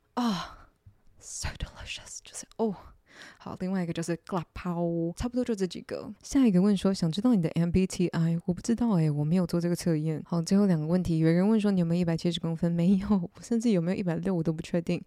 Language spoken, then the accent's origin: Chinese; Taiwan; 土生土长的台湾人